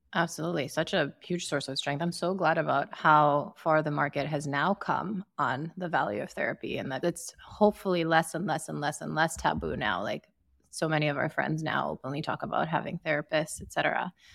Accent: Sierra Leone; also born or lived in Ukraine; now in United States; growing up in Sierra Leone

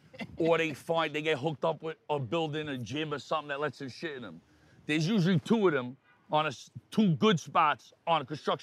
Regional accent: New York City, New York, United States; also born or lived in Queens, New York; But I'm born in Brooklyn. Where we're from in Brooklyn is border Queens.

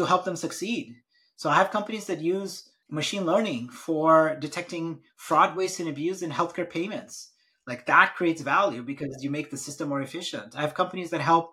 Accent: Brazil; moved away; I'm actually born and raised in Brazil, and family's from a different part of India.

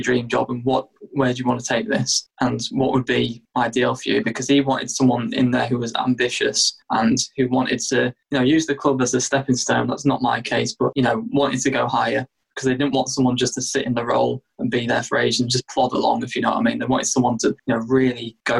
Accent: York, Yorkshire and the Humber, United Kingdom; I'm born and bred in York. I live in the city centre at the moment

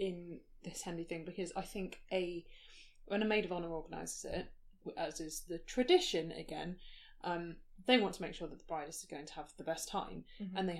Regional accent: England, United Kingdom; We're English

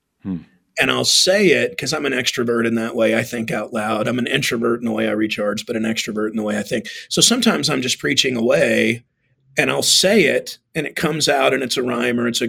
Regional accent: Texas, United States; now in Arizona, United States; I'm from Texas

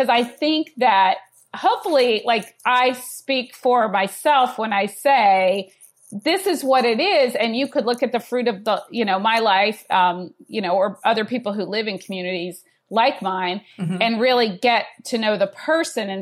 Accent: Georgia, United States; I'm from Georgia

